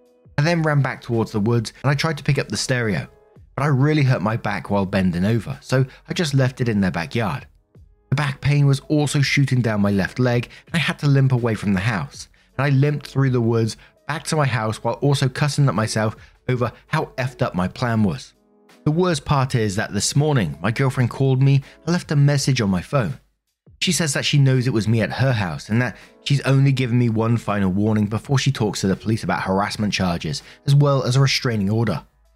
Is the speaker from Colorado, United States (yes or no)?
yes; Denver, Colorado, United States; Would this affect me nationally or just my hometown of Denver, Colorado?